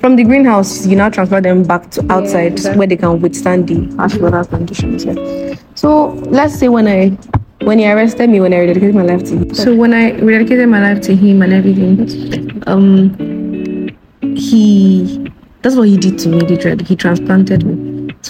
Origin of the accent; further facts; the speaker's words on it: Ijebu, Ogun State, Nigeria; I'm from Ijebu. I'm from Ogun State.